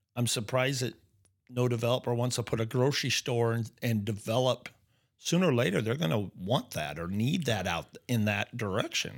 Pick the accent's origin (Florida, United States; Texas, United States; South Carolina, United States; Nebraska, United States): Nebraska, United States; Norfolk; just a normal kid, I guess, growing up in Nebraska